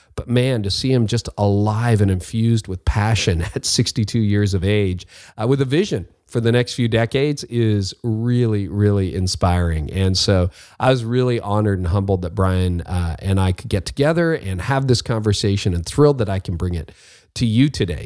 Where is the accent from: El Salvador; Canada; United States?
Canada; I'm a Canadian